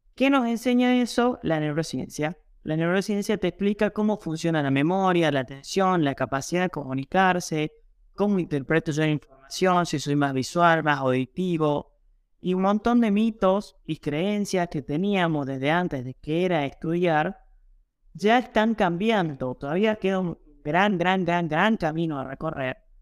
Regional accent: Jujuy, Argentina; yo soy jujeño, yo soy argentino

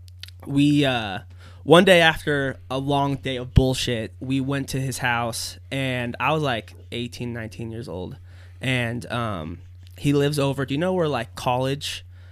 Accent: Las Vegas, Nevada, United States; moved away as an adult; now in Reno, United States; I was born and raised in Vegas with two amazing parents

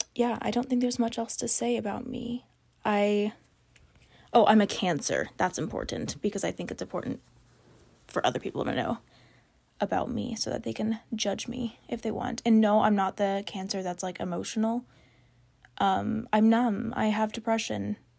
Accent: Hutchinson, Kansas, United States; I grew up in Hutchinson, Kansas

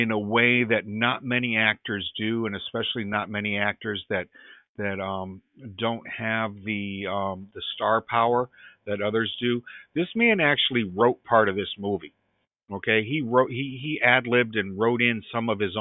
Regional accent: Middletown, New England, United States; being an Irish kid, growing up in my town here in New England, in Middletown

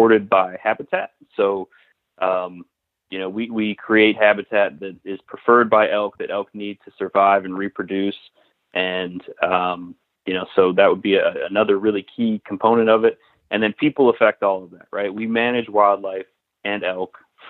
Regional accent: Western New York, United States; moved away as an adult; also born or lived in Alaska / Virginia / Michigan / Alberta, Canada; now in Pennsylvania, United States; I'm originally from Western New York, so I'm not a PA native

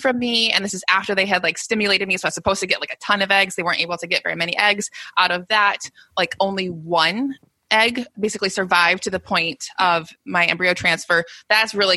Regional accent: United States; I'm American

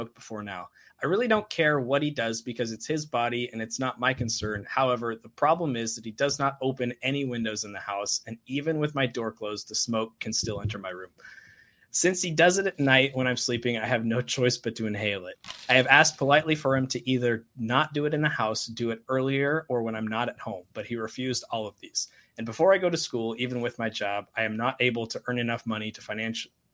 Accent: Portland, Oregon, United States; now in Eastern Oregon, United States; Well, I grew up around Portland, but now I live on the other side of the state.

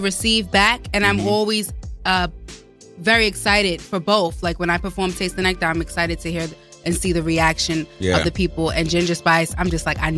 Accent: New York City, New York, United States; when I was growing up in Queens

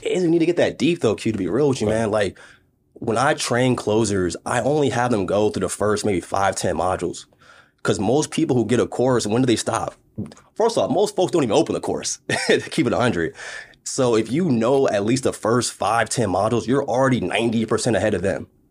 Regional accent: Maryland, United States; moved away; also born or lived in Las Vegas; I came from Maryland, family taught me education

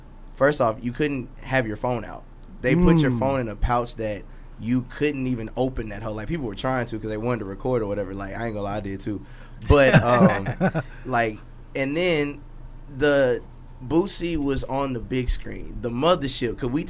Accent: the South, United States; But me, I'm more like, again, I'm from the South.

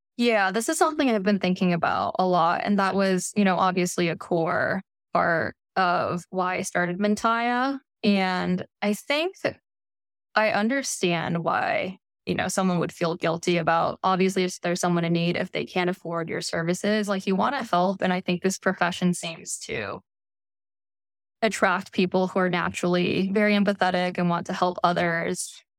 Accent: Bay Area, California, United States; I grew up in the Bay Area

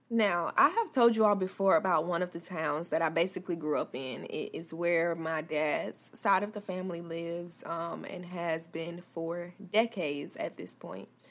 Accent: Tallahassee, Florida, United States; Tallahassee, my hometown

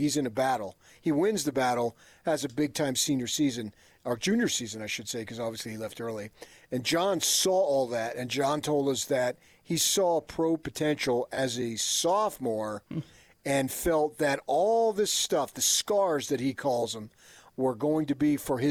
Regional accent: New Jersey, United States; now in Utah, United States; I grew up in New Jersey

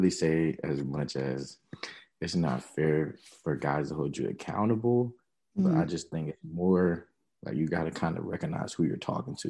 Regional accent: Nashville, Tennessee, United States; I'm from the Nashville area, 22.

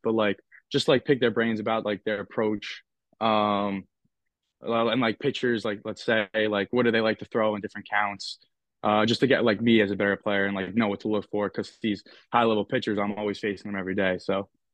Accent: Northeast, United States; make fun of like how I say like certain words because I'm from the Northeast

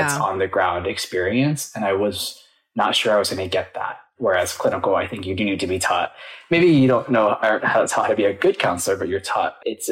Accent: Michigan, United States; moved away as an adult; now in Los Angeles, United States; I am from Michigan, and I moved out here 2 years ago

